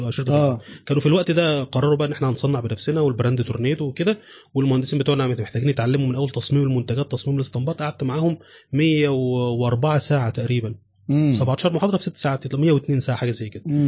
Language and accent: Arabic; Mansoura, Dakahlia, Egypt; also born or lived in Cairo; عندنا في المنصوره